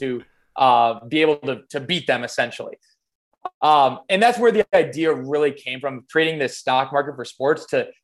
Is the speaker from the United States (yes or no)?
yes; Midwest United States, United States; I'm from the Midwest United States